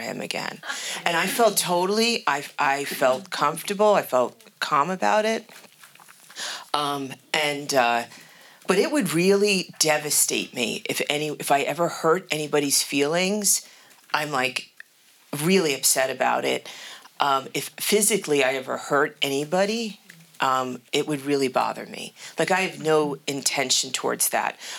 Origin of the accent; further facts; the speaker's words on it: New York City, New York, United States; I grew up in New York City and I was born in the Bronx.